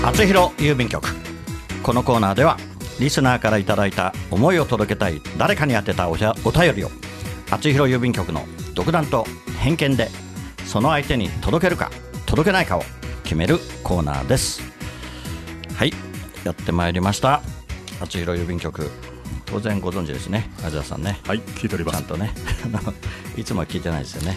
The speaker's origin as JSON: {"language": "Japanese", "area": "Katsushika", "region": "Tokyo", "country": "Japan", "tie": "born or raised there", "said": "私は葛飾出身"}